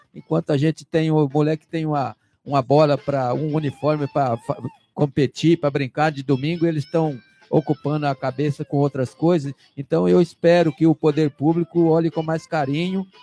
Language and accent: Portuguese; Brazil; nós que somos lá do São Caetaninho, próximo do Pilar